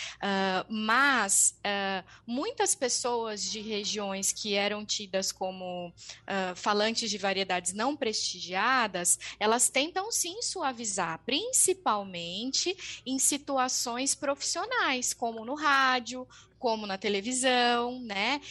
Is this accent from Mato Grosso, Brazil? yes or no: no; interior of São Paulo state, Brazil; accent: paulista caipira; a variante falada no interior, que é o meu, o meu R caipira